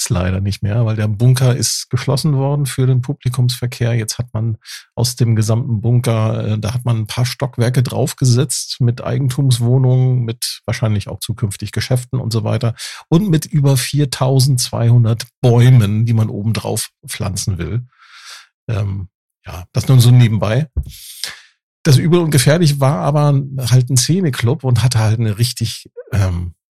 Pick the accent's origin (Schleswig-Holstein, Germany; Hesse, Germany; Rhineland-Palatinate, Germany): Hesse, Germany; near Frankfurt; Aus der Nähe von Frankfurt.